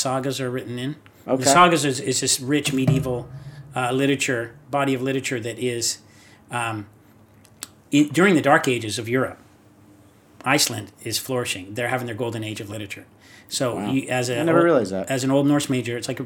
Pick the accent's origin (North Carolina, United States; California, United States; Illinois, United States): California, United States; Rossmoor; also born or lived in Long Beach; I grew up in Rossmore